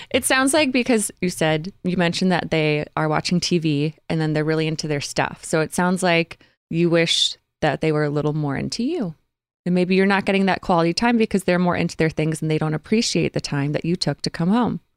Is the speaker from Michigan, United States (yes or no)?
yes; Grosse Pointe, Michigan, United States; also born or lived in Utah; now in Los Angeles, United States; I'm from Grosse Pointe